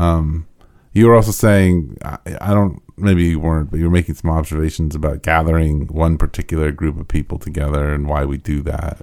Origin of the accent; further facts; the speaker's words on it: United States; being an American and being white